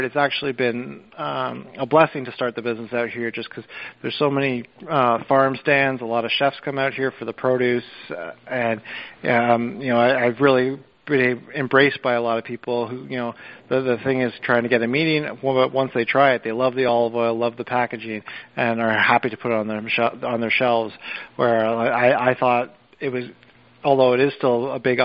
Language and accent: English; Toronto, Ontario, Canada; moved away as an adult; also born or lived in Brooklyn / Long Island; now in Southampton, United States; I was born and raised in Toronto, Canada, and I moved down to New York City in 2009, and I've been here ever since.